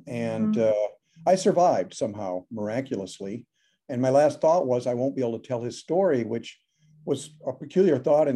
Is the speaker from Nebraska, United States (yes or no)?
yes; Omaha, Nebraska, United States; now in Chicago, United States; I grew up in Nebraska. Yeah, in Omaha.